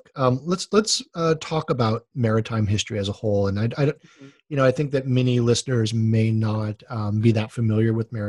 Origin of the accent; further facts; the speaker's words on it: Honolulu, Hawaii, United States; moved away; I grew up on boats in Honolulu.